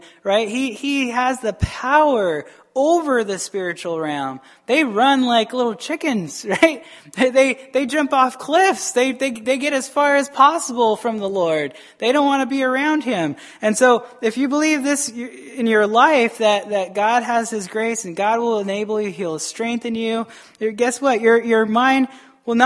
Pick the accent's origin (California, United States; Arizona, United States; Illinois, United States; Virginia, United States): Arizona, United States; moved away as an adult; now in Wisconsin, United States; I'm from Arizona. Not to say Arizona's bad, but my schooling was very bad